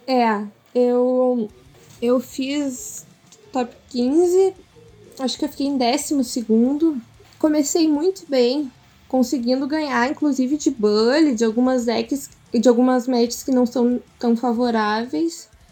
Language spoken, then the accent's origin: Portuguese; Porto Alegre, Rio Grande do Sul, Brazil; moved away as an adult; now in interior of Rio Grande do Sul, Brazil; sou de, nascida e criada em Porto Alegre